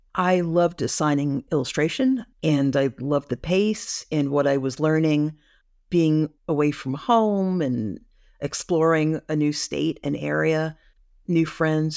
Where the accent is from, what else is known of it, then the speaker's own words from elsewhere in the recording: New York City, New York, United States; near where we grew up in the Bronx